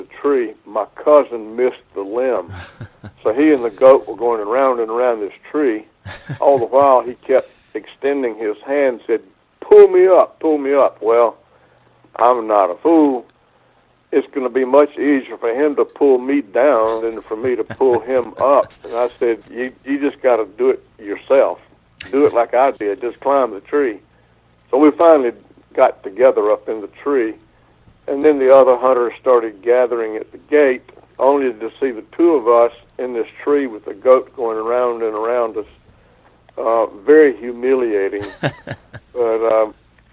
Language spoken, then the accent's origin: English; southeastern North Carolina, United States; my hometown in southeastern North Carolina